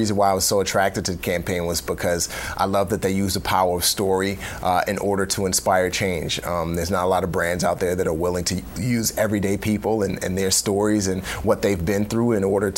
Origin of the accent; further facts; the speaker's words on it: New York City, New York, United States; also born or lived in West Africa; We grew up in New York City in the Bronx